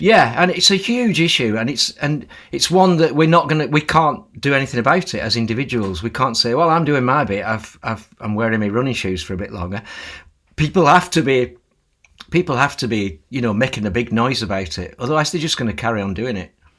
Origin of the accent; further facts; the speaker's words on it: Lancashire, North West England, United Kingdom; When I was growing up in Lancashire